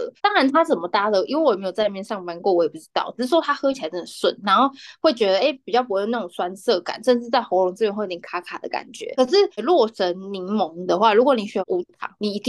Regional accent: Taichung, Taiwan; 因为我们的那个听众蛮多台中的乡亲，我是台中的乡亲，呃，我就可以讲一下

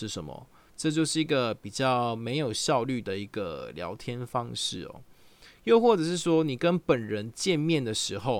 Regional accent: Taichung, Taiwan; 对方问你说你是哪里人？我说我是台中人，他就说真的假的？我也是台中人呢。你住哪一条路啊？我就会说，哎，我住呃逢甲的河南路。

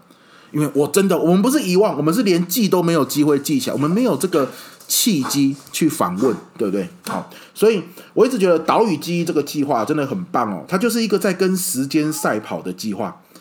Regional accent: Pingtung County, Taiwan; 我爷爷是客家人啊，我老家真的也在屏东，跟慧玲导演一样在屏东。

